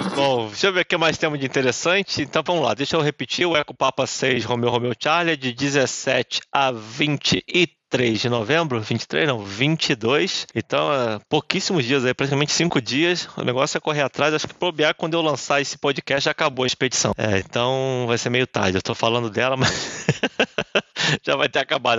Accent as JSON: {"language": "Portuguese", "country": "Brazil", "said": "como bom brasileiro"}